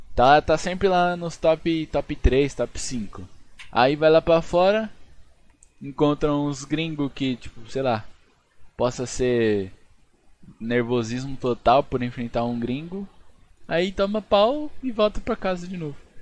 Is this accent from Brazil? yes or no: yes; Brazil; A gente é brasileiro